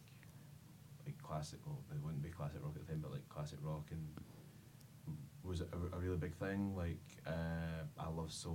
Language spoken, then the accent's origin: English; Ayrshire, Scotland, United Kingdom; I grew up in Ayrshire